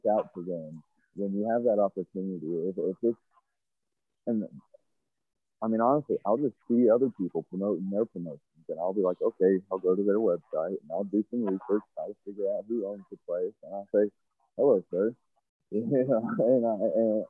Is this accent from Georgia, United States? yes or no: yes; Georgia, United States; moved away; I was actually born in Georgia.